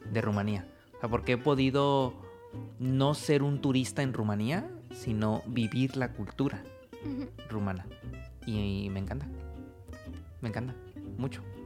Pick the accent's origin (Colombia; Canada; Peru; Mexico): Mexico; moved away as an adult; now in Oradea, Romania; yo soy mexicano, yo estoy casado con una rumana